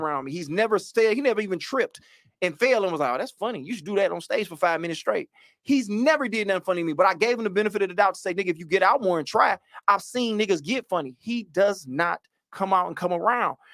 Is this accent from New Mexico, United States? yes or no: no; Oak Park, Michigan, United States; I'm from Oak Park, but I take the Detroit moniker on